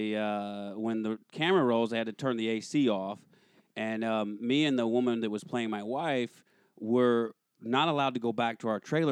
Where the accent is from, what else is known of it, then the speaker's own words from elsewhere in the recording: Russellville, Alabama, United States; moved away as an adult; also born or lived in New York; now in Los Angeles, United States; Originally, I'm from Alabama